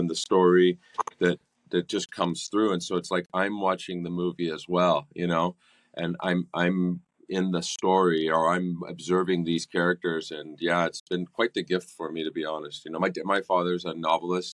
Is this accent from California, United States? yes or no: yes; California, United States; moved away as an adult; I grew up in California and I moved down here when I was 23